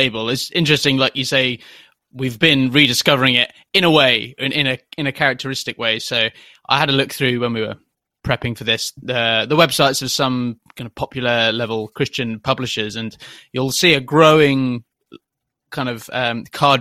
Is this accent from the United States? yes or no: no; United Kingdom; my personal experience of it as a Brit